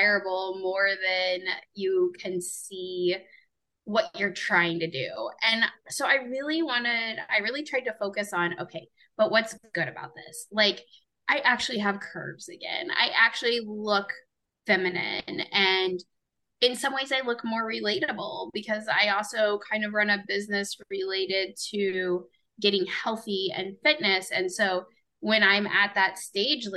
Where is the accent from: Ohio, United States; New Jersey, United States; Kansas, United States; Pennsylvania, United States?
Kansas, United States; Overland Park; I am from Overland Park, Kansas.